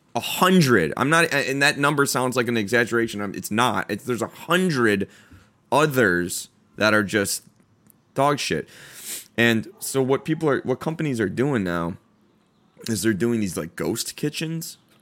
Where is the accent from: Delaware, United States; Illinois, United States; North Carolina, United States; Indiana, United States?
Illinois, United States; Chicago; moved away as an adult; now in Orange County, United States; I am born and raised in Chicago, been in O C for about four years